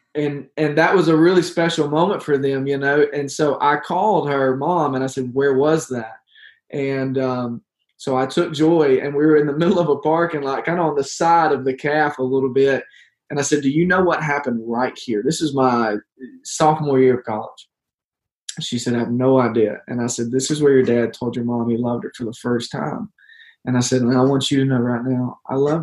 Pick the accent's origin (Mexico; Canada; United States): United States; growing up in the Delta, we didn't have hiking.